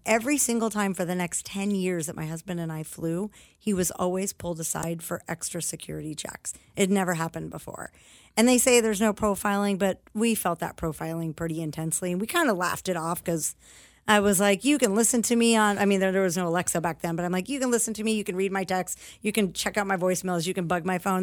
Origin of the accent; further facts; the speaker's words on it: United States; having been born here, I actually have really intense ties to my patriotism as an American